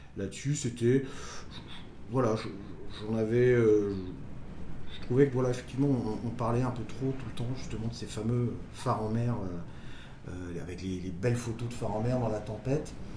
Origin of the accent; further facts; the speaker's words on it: Côtes-d'Armor, Brittany, France; moved away; je viens des Côtes d'Armor, donc au bord de la mer